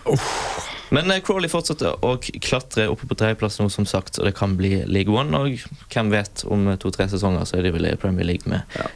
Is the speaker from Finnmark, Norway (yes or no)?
no; Bergen, Vestland, Norway; jeg er bergenser